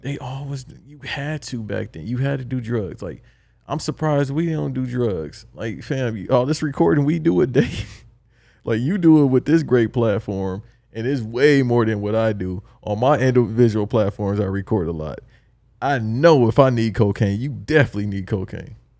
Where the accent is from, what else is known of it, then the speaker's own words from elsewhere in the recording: Los Angeles, California, United States; I'm from Los Angeles